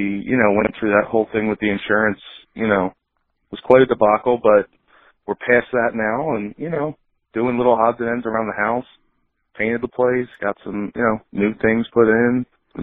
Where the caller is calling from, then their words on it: Marlton, New Jersey, United States; Calling you from Marlton, New Jersey. That's where I live.